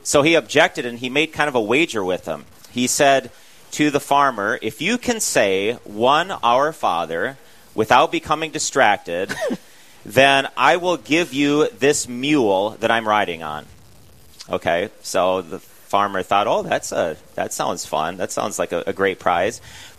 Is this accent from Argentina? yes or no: no; Huron, South Dakota, United States; I'm a priest of the Diocese of Sioux Falls. I was born and raised in Huron, South Dakota